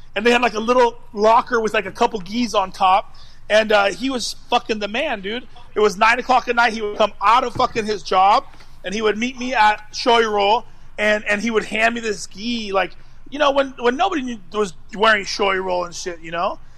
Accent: United States; I'm American

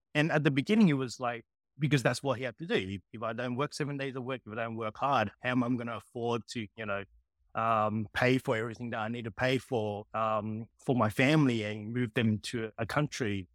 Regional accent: Sydney, New South Wales, Australia; also born or lived in Hong Kong; I grew up in Sydney

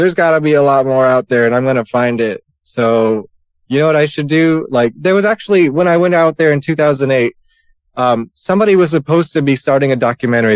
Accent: New York, United States; I'm from New York

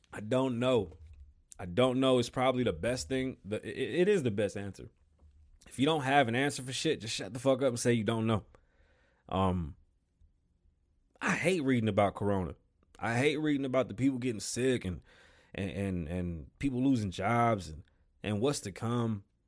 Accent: New York, United States; I am from New York

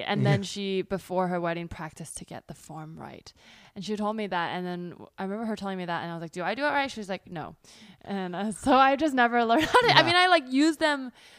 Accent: California, United States; now in New York, United States; I've had a similar experience when I went to NYU because I grew up in the Bay, so very much surrounded by Asian people.

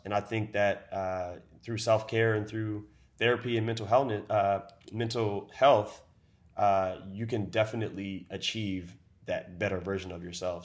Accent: Baltimore, Maryland, United States; now in Seattle, United States; I was born in Baltimore City, Maryland, and I currently live in downtown Seattle.

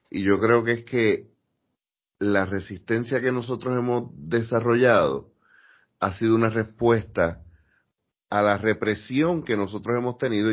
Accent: Puerto Rico; somos puertorriqueños

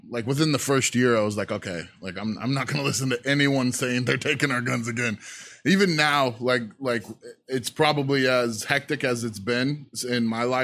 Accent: California, United States; was born and went to high school in California. Okay. So I kind of feel like I'm from California

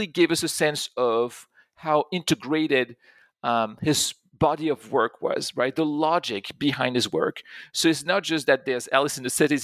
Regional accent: Pont-à-Mousson, Grand Est, France; I grew up in France. I grew up in a small town not too far from Germany. It's in Pont-à-Mousson in Lorraine

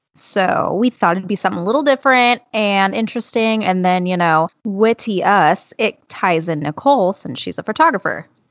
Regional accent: California, United States; I'm from California

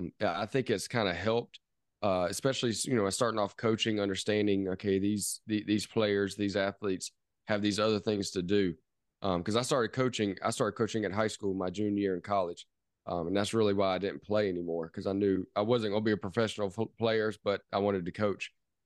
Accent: Charleston, South Carolina, United States; born there; also born or lived in New Orleans; now in Travelers Rest, United States; So a lot of people might not know where Travelers Rest is, where I am currently, but I was born in Charleston, South Carolina, which a lot of people know of. So it was born there.

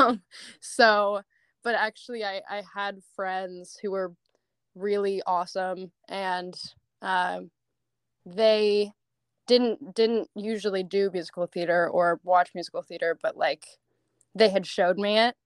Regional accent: Seattle, Washington, United States; now in Los Angeles, United States; I lived in Seattle most of my life

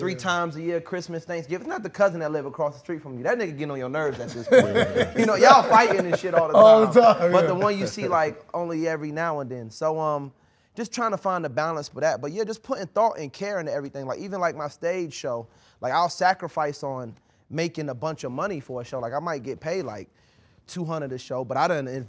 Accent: Maryland, United States; I'm from Maryland

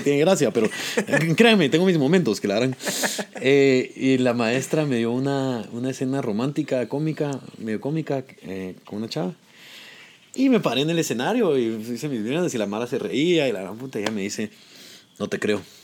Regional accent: Guatemala; moved away as an adult; also born or lived in New York / Los Angeles; now in United States; por enorgullecer a mi pueblo

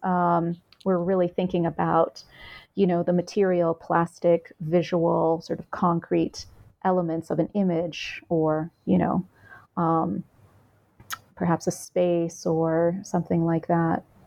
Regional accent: United States; I'm Vietnamese American. My mother was a refugee

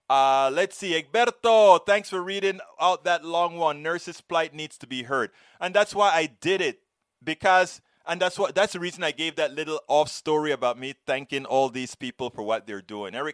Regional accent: Panama; I'm from Panama. When we've gone through all this kind of a stuff

